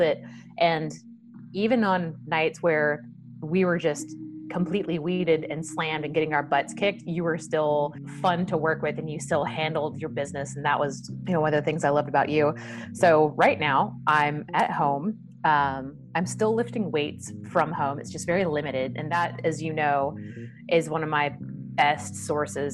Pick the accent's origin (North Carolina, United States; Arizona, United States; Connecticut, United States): North Carolina, United States; Wilmington; moved away as an adult; now in Dallas, United States; I'm originally from Wilmington, North Carolina. I moved here when I was 21 years of age